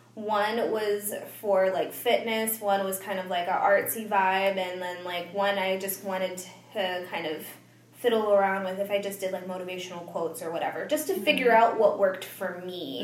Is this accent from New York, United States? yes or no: no; Tucson, Arizona, United States; moved away; pretty much was born and raised in Tucson, Arizona